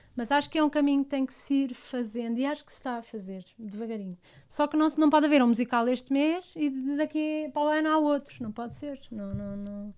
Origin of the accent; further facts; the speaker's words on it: Portugal; eu sou portuguesa, tenho alma, alma portuguesa